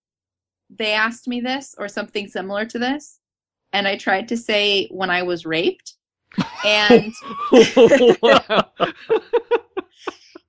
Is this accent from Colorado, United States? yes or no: no; Newport Beach, California, United States; Newport Beach, California